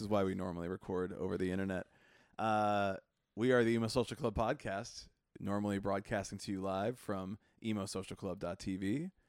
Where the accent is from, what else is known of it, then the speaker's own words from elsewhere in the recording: Chicago, Illinois, United States; growing up in Chicago